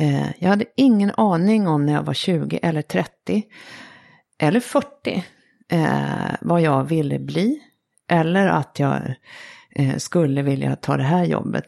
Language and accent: Swedish; Sweden; som svensk